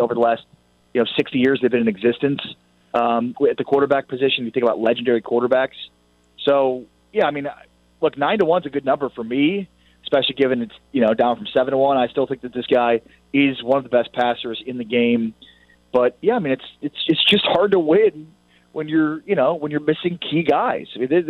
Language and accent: English; Chicago, Illinois, United States; You know, I grew up in Chicago